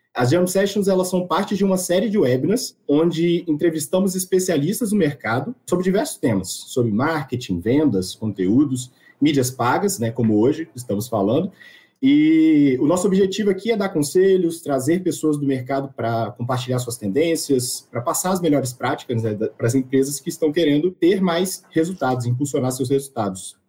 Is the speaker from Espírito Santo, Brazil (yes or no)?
yes; Espírito Santo, Brazil; eu sou daqui do Espírito Santo